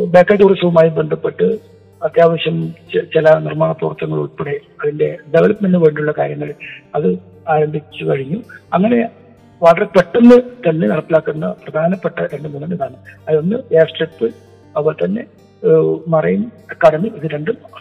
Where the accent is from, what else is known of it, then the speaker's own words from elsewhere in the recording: Uduma constituency, Kerala, India; എൻ്റെ സ്വന്തം നാടാണ് ഞാൻ ജനിച്ചത് വളർന്നത് പഠിച്ചത്